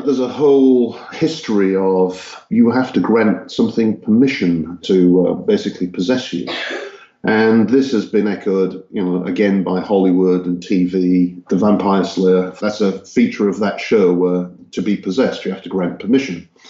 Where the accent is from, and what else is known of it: Hull, Yorkshire and the Humber, United Kingdom; born or raised there; also born or lived in Texas, United States; now in Czech Republic